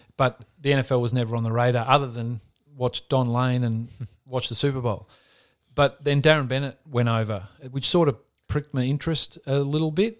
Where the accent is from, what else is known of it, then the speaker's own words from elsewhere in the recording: Australia; growing up in Australia, wanting to play A F L footy